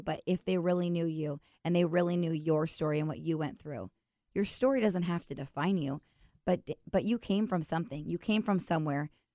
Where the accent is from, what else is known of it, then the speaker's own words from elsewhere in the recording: Washington, United States; I'm from Washington. I'm a branch manager